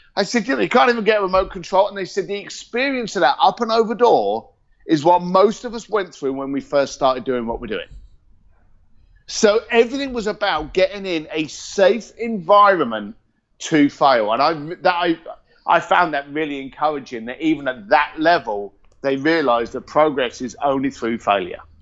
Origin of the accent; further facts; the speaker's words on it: Reading, South East England, United Kingdom; also born or lived in East London / Hong Kong; now in California, United States; I'm a Reading boy. Uh, born and raised in Reading. Moved to East London